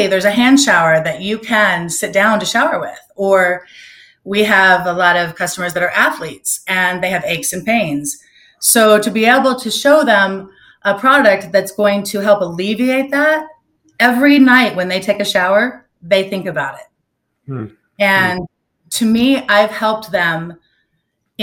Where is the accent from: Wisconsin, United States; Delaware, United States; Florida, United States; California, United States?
Florida, United States; Orlando; moved away as an adult; now in Naples, United States; I grew up in Orlando and had moved here for work